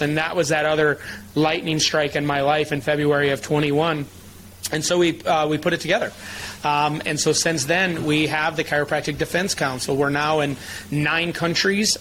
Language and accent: English; Michigan, United States; I grew up in Michigan